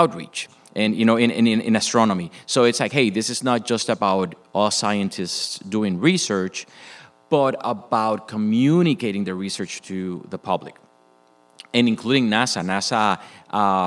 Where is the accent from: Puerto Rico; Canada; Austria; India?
Puerto Rico; moved away as an adult; also born or lived in Michigan; Was born and raised in Puerto Rico.